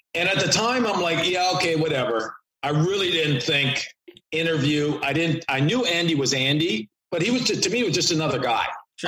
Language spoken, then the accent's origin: English; Canada; moved away as an adult; also born or lived in New York / Detroit; I grew up in Canada